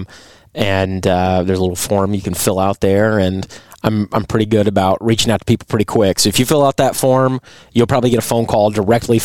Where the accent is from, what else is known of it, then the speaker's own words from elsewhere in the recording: Fort Worth, Texas, United States; also born or lived in Holland, Michigan / Boston; I grew up in Fort Worth, in Ridgely Hills